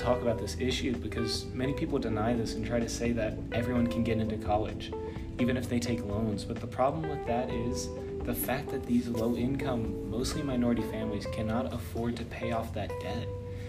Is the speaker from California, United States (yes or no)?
no; Tennessee, United States; I'm from Tennessee